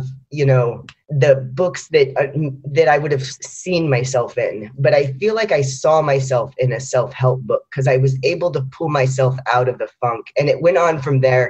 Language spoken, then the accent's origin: English; Austin, Texas, United States; moved away as an adult; now in New York, United States; I grew up in Austin, Texas, which is a great city, and my family still lives there